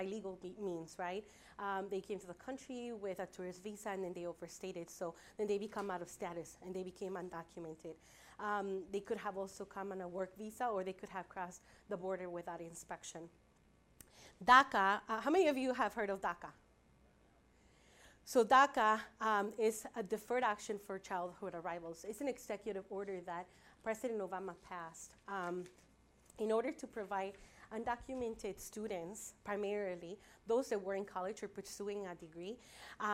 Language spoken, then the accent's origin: English; Chicago, Illinois, United States; I was undocumented myself as I was growing up in Chicago. I came at the age of 9